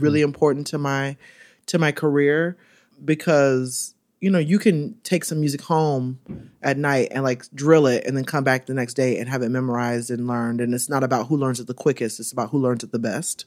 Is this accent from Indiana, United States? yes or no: no; Orlando, Florida, United States; born or raised there; now in New York, United States